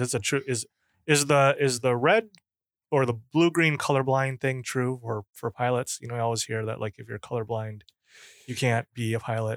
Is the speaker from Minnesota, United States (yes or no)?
yes; Minnesota, United States; moved away; I'm from Minnesota originally